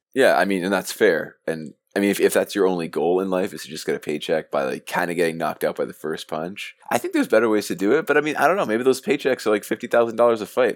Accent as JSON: {"language": "English", "town": "Mississauga", "region": "Ontario", "country": "Canada", "said": "I'm from Mississauga, Ontario"}